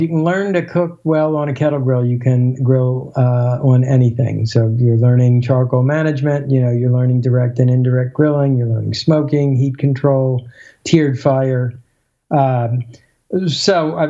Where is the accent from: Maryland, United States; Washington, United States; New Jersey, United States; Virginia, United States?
Maryland, United States; Baltimore; I grew up in Baltimore